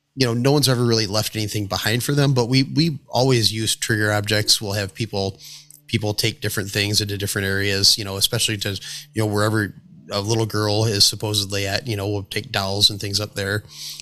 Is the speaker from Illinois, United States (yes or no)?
yes; Sterling, Illinois, United States; Oh, I grew up out in Sterling, Illinois. It's a little bit west of here and everything.